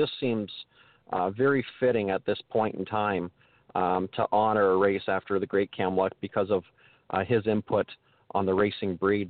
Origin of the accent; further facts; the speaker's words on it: London, Ontario, Canada; Growing up, I grew up in the London area